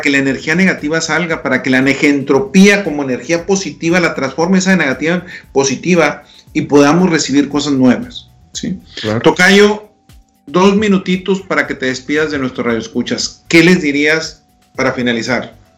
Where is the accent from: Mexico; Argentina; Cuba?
Mexico; Delicias, Chihuahua; moved away; me toca estar en Delicia, Chihuahua, mi ciudad natal